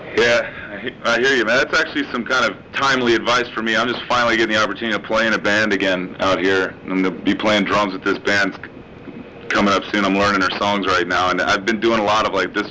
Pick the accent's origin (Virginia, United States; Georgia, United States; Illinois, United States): Virginia, United States; Richmond; moved away as an adult; I was raised in the South in Virginia